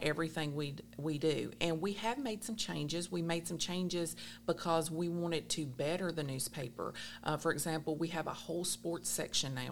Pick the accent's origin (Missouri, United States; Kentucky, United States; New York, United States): Kentucky, United States; Allen County; I was born and raised here in Allen County